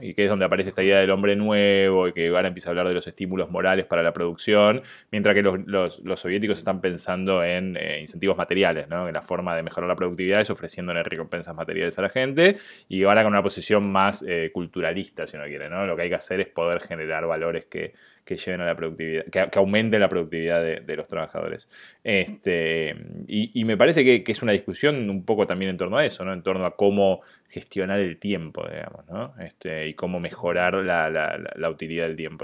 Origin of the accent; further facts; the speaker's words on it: Argentina; now in United States; Yo soy argentino, pero estoy viviendo en Estados Unidos